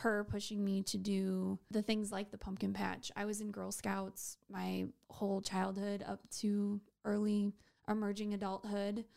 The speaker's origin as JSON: {"language": "English", "town": "Waubay", "region": "South Dakota", "country": "United States", "tie": "born or raised there", "moved": "yes", "lives_now": "Sioux Falls, United States", "said": "So, I am from Wabe, South Dakota."}